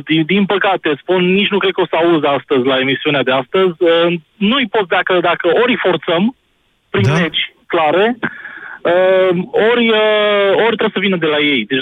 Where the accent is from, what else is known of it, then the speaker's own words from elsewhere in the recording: Cluj-Napoca, Cluj County, Romania; eu sunt din Cluj